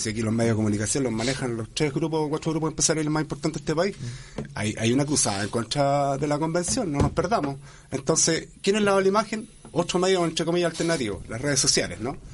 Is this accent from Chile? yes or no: yes; Chile; así somos los chilenos también